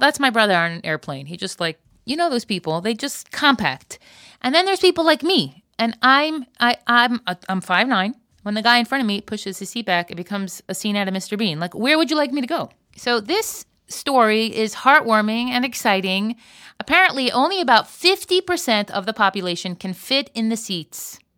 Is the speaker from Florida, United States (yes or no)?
yes; Florida, United States; now in Israel; I grew up in Florida and I live in Israel